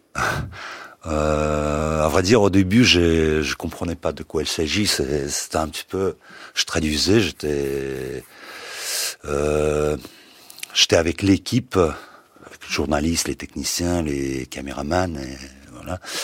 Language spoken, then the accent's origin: French; Crimea, Ukraine; French is a second language; moved away as an adult; je voulais pas rester en Crimée, même si c'est ma terre natale, la terre natale de mes parents